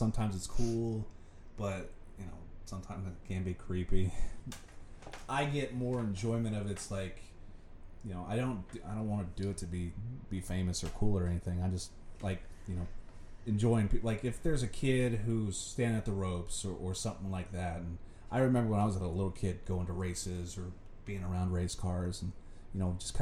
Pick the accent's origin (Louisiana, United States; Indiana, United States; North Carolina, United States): Indiana, United States; Brownsburg; now in Pittsboro, United States; So I live currently in Pittsburgh, but I grew up in Brownsburg.